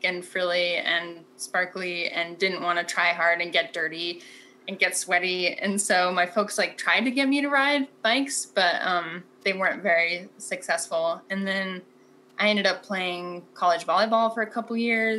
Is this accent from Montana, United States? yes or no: yes; Montana, United States; moved away as an adult; also born or lived in Portland; when I moved from Portland back to Montana